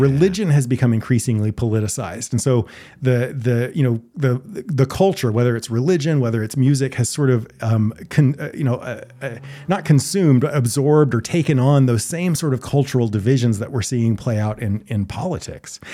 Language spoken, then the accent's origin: English; the South, United States; I grew up in the South